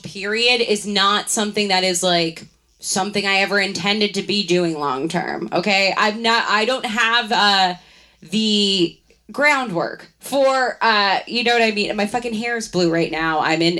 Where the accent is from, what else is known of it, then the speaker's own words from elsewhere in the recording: Baltimore, Maryland, United States; moved away; I am from Baltimore